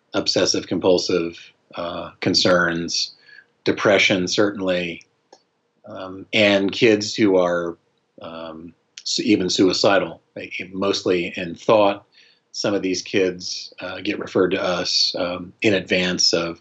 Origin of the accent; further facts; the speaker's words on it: Colorado, United States; moved away as an adult; also born or lived in Utah; now in North Carolina, United States; I was born and raised in Colorado